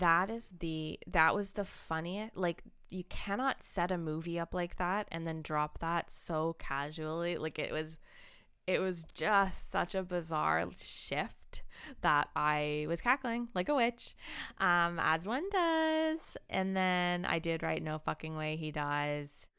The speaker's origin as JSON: {"language": "English", "town": "Ancaster", "region": "Ontario", "country": "Canada", "tie": "born or raised there", "moved": "yes", "said": "in my hometown of Ancaster"}